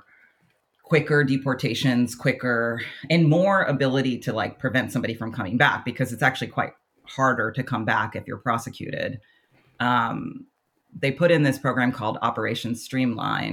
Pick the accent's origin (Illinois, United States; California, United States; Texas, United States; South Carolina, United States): Texas, United States; now in Bellingham, United States; I'm from Texas.